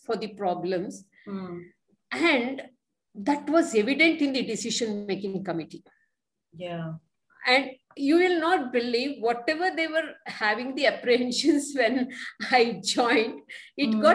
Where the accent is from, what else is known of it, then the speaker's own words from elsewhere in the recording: Mysore, Karnataka, India; moved away as an adult; now in Bangalore, India; I was born and brought up in Mysore